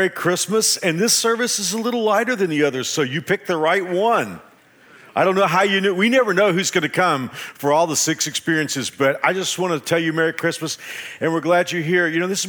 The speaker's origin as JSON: {"language": "English", "town": "Dallas", "region": "Texas", "country": "United States", "moved": "yes", "lives_now": "Wichita, United States", "said": "I came from the Dallas-Fort Worth area 33 years ago, but I've loved living in Wichita because Wichitans are more polite"}